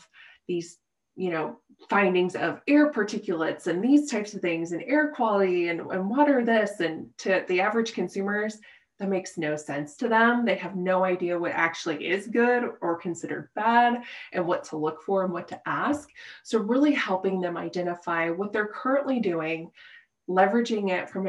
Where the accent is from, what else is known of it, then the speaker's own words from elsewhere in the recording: Midwest, United States; moved away as an adult; now in Colorado, United States; born and raised in the Midwest